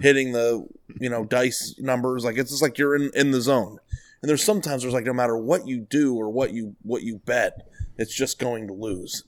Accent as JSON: {"language": "English", "town": "Phoenix", "region": "Arizona", "country": "United States", "tie": "born or raised there", "said": "I grew up in Phoenix"}